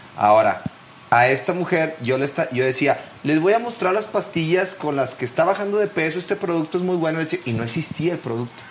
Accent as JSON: {"language": "Spanish", "town": "Monterrey", "region": "Nuevo León", "country": "Mexico", "said": "Nosotros como regios"}